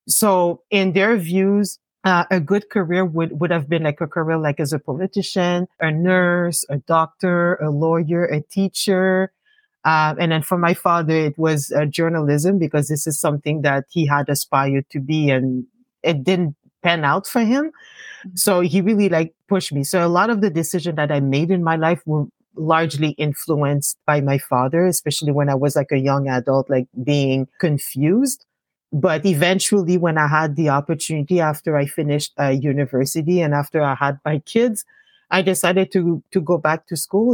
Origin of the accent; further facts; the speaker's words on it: Gatineau, Quebec, Canada; also born or lived in Montreal; I was born in Montreal, but uh, my parents did not want to stay uh, hmm. too long in Montreal. So they decided to um, establish uh, themselves um, in Hull. So that's where I grew up.